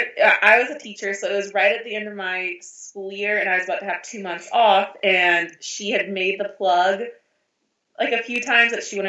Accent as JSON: {"language": "English", "town": "Tallahassee", "region": "Florida", "country": "United States", "tie": "born or raised there", "moved": "yes", "lives_now": "Clovis, United States", "said": "I grew up in Tallahassee, Florida"}